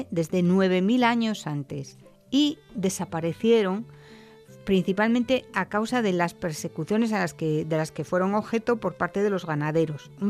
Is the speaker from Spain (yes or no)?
yes; Asturias, Spain